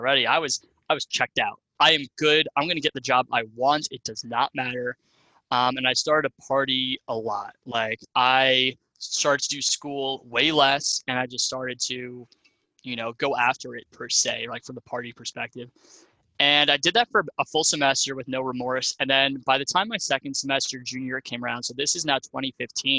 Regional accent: Long Island, New York, United States; moved away as an adult; also born or lived in Ohio; I'm from Long Island, New York originally. I grew up in, you know, like suburbia

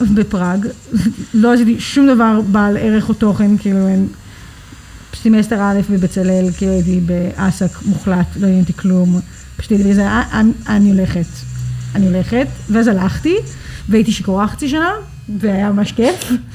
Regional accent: Tel Aviv, Tel Aviv District, Israel; also born or lived in New York; נולדתי בניו יורק, גדלתי בתל אביב, עלינו כשהייתי בת עשר. אה, ובגדול מגיל עשר אני תל אביבית לכל דבר.

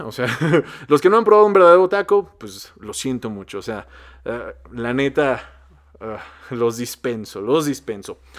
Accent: Mexico; Cómo me encanta ser mexicano, qué sabroso es ser mexicano

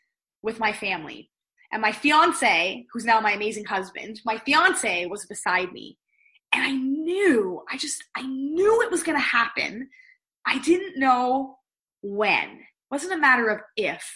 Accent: Pennsylvania, United States; moved away as an adult; also born or lived in outside Toronto, Canada; now in Toronto, Canada; I am originally from Pennsylvania, married an amazing Canadian. So that's what took me to living here outside of Toronto

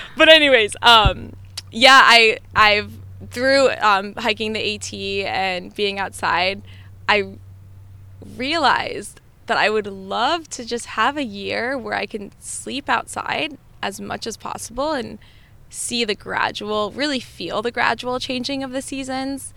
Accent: New Jersey, United States; also born or lived in New Hampshire; now in Virginia, United States; I grew up in New Jersey

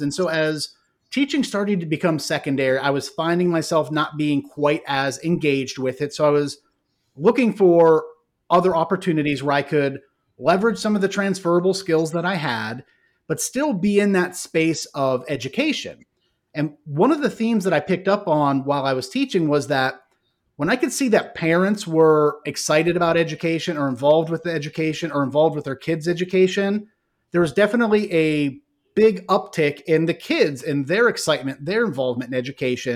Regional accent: Ohio, United States; moved away as an adult; now in Fort Mill, United States; born and raised in Ohio.

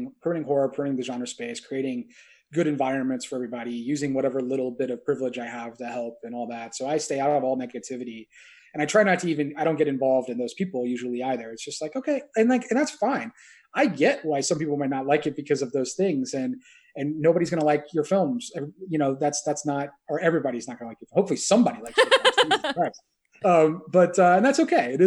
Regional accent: Indiana, United States; I grew up in Indiana, which is like the third biggest tornado state in the U.S.

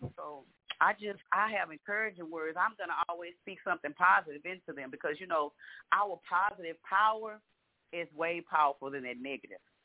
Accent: Galveston, Texas, United States; now in Houston, United States; I'm from Galveston but I, I live in Houston

